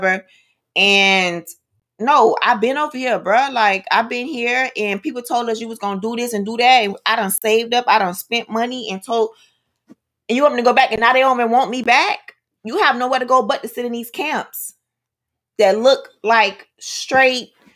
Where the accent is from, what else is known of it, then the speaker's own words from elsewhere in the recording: United States; I am American